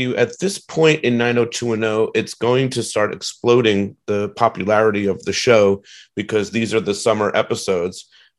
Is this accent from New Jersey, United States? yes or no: yes; New Jersey, United States; I'm originally from New Jersey.